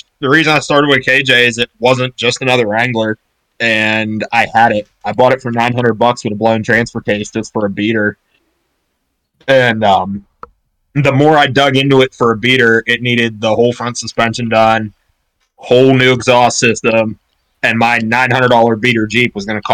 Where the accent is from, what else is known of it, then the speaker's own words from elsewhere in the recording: Pittsburgh, Pennsylvania, United States; I'm from Pittsburgh, PA area, 20 years old.